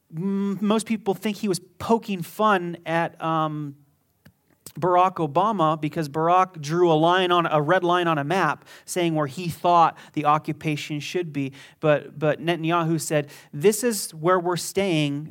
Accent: Las Vegas, Nevada, United States; I was from Las Vegas. I was born here

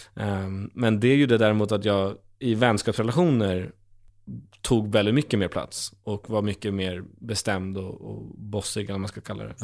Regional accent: Stockholm, Stockholm County, Sweden; man en gamer från Stockholm

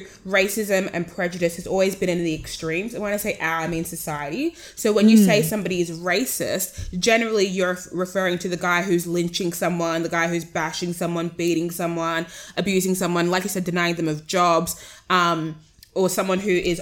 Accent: Sydney, New South Wales, Australia; accent: Australian; I was born here.

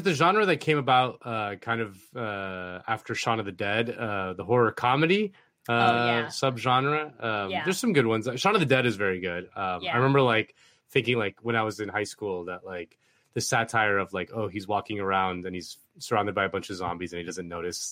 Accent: Spain; I'm from Spain

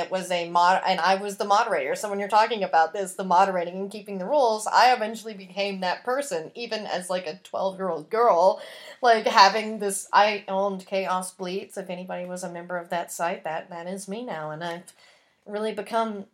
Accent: the Bible Belt, United States; I grew up in the Bible Belt

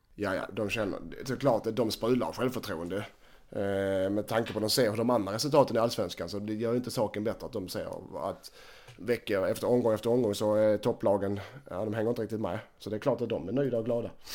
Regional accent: Helsingborg, Skåne, Sweden; som helsingborgare

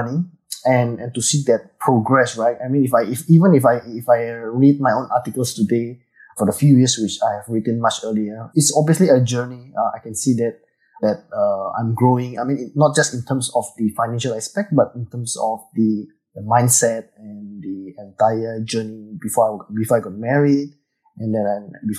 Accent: Indonesia; now in Singapore; I was from Indonesia, actually. So I went to Singapore for a very long time, and I've stayed here for many, many years. So I have now actually converted to a Singaporean as well

